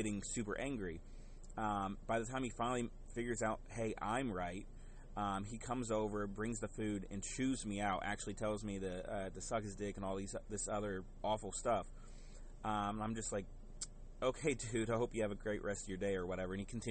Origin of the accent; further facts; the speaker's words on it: the South, United States; growing up in the South